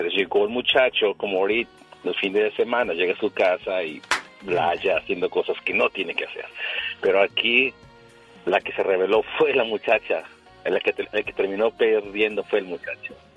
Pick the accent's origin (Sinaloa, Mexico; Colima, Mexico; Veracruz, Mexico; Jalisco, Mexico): Veracruz, Mexico; soy de Veracruz y salimos a trabajar fuera